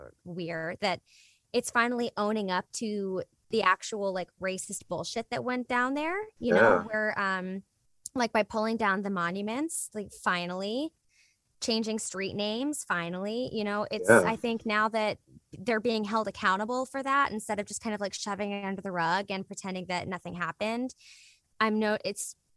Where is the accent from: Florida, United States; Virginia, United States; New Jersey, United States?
Virginia, United States; Richmond; moved away; it's in the Bird Theater, which is like my favorite space in Richmond